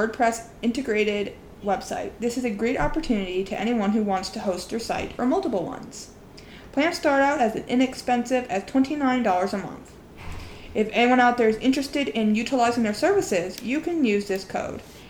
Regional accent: Pennsylvania, United States; first language English; We are not from New York City. As we've mentioned before, we are from Pennsylvania

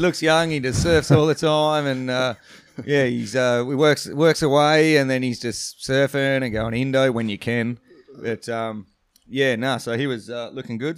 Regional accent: Perth, Western Australia, Australia; as a grommet growing up in Perth and surfing.

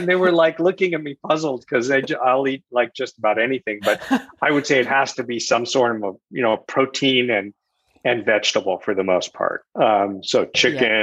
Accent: San Francisco, California, United States; moved away as an adult; now in Boston, United States; I grew up in San Francisco for about half my life. So I was maybe 27. And then The rest of my life, I've been here in the Boston area.

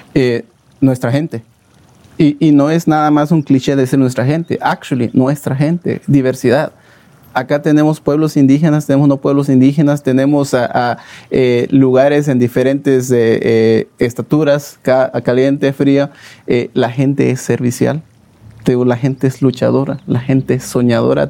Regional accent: Guatemala; moved away; los guatemaltecos somos emprendedores los guatemaltecos somos luchadores

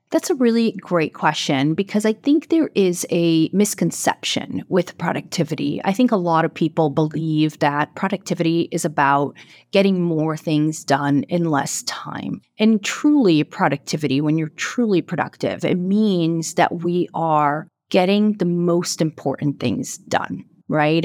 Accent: Brazil; moved away as an adult; also born or lived in Boston area; now in Boston, United States; I'm originally from Brazil, and I live, um, in the Boston area now

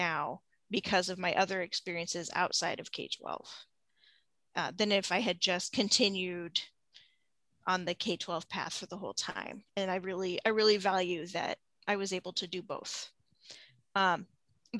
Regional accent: a southern suburb of Seattle, Washington, United States; moved away as an adult; now in Central Illinois, United States; I'm from the Seattle area. I'm from a southern suburb of Seattle.

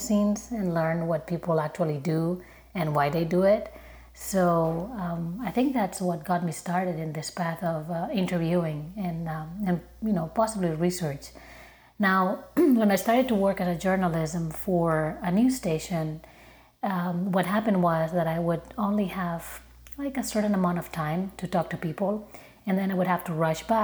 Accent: Barcelona, Catalonia, Spain; moved away as an adult; now in Chicago, United States; I'm originally from Barcelona, but I've been living in Chicago for more than 10 years now

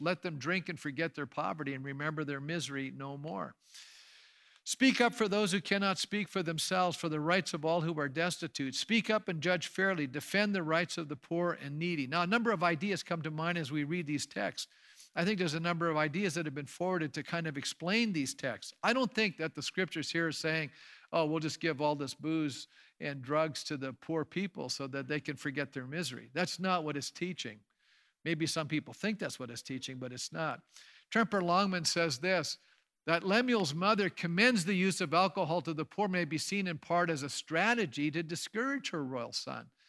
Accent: Canada; As Canadians today

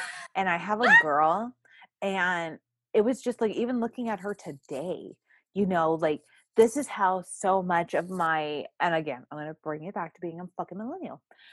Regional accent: Texas, United States; I'm a Texan.

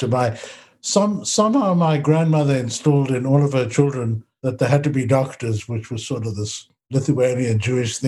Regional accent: Johannesburg, Gauteng, South Africa; moved away as an adult; also born or lived in Israel; now in Canada; I grew up in Johannesburg

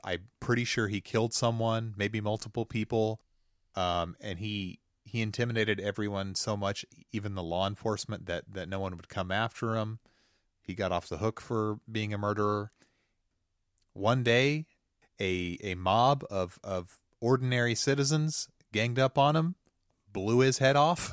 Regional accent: the Ozarks, United States; growing up in the Ozarks, uh, I, I'm going to silver dollar city all the time as a kid.

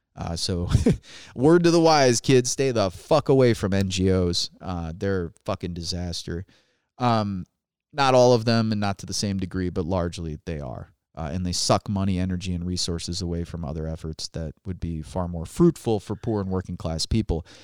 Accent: Chesterton, Indiana, United States; also born or lived in Chicago, Illinois; I moved from Illinois, from Chicago, Illinois to Chesterton, Indiana.

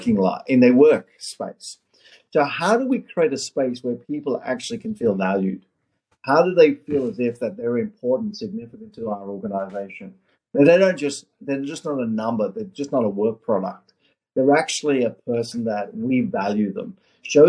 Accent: Australia; moved away as an adult; also born or lived in South Africa / Orange County, California; now in United States; I was born in South Africa, in apartheid South Africa, migrated my family to Australia when I was 8 years of age, lived in Australia

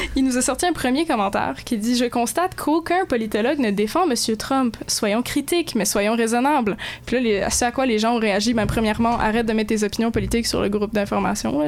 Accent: Moncton, New Brunswick, Canada; moved away; le district scolaire, je pars chez nous à Moncton, le district francophone

